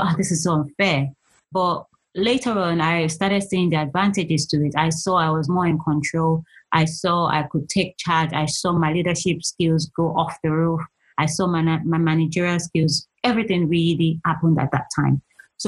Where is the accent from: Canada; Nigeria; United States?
Nigeria; moved away as an adult; also born or lived in London, United Kingdom; now in United Kingdom; I'm originally from Nigeria. I pretty much did all my adult, pretty much young and adult age in Nigeria. I left Nigeria when I was 21.